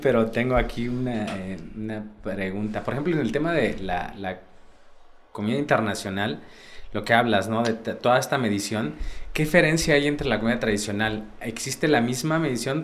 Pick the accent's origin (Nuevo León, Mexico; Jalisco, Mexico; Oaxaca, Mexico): Oaxaca, Mexico; las mezclas que se generan en, nuestro estado son bien bonitos